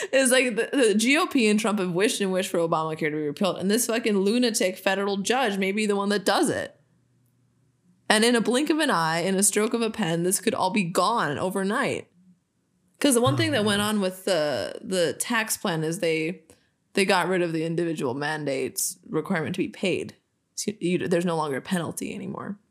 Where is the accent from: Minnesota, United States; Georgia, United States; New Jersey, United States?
Minnesota, United States; we're from Minnesota